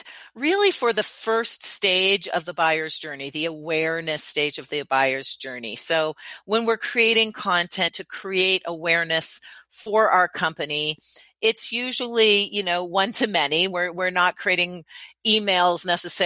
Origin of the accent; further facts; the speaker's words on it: Canada; now in United States; I am Canadian, although I live in the U.S. now